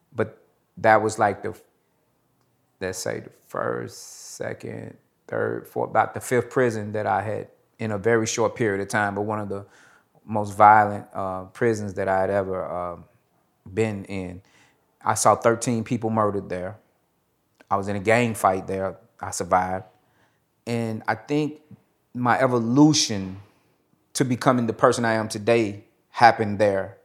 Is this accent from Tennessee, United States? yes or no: yes; Nashville, Tennessee, United States; I am originally from Nashville, Tennessee. I was born to a single parent mother.